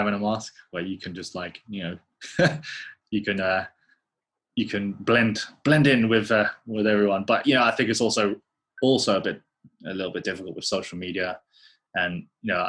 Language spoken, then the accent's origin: English; United Kingdom; being a British Asian, you know, well, Filipino